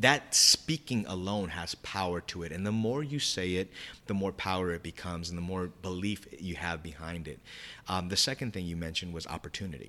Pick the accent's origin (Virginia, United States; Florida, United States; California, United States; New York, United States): California, United States; San Diego; I'm from San Diego, California.